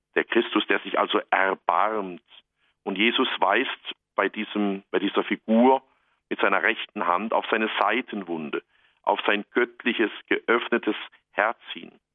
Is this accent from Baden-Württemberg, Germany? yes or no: yes; Black Forest, Baden-Württemberg, Germany; hier bei uns im Schwarzwald